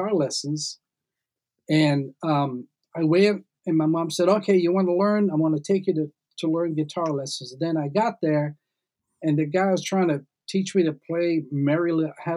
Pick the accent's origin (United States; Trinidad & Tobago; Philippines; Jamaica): Trinidad & Tobago; moved away; also born or lived in Canada; My mom and dad, of course, we're all from Trinidad.